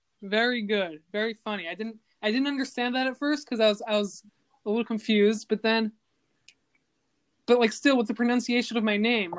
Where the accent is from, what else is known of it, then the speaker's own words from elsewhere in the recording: Five Towns, New York, United States; I'm from the Five Towns.